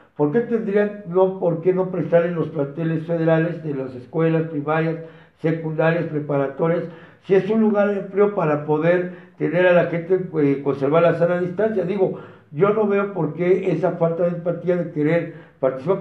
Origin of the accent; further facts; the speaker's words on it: Mexico; somos nosotros los mexicanos